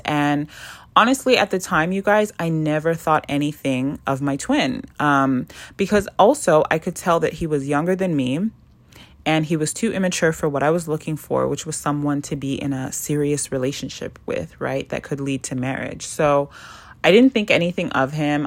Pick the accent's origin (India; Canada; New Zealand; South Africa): Canada; moved away as an adult; also born or lived in South America; now in Toronto, Canada; I moved back to Canada. And I landed in Toronto after coming back from South America